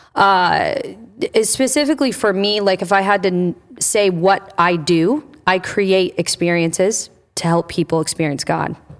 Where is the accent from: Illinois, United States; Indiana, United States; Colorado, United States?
Indiana, United States; also born or lived in Michigan; now in New Albany, Ohio, United States; I'm from Indiana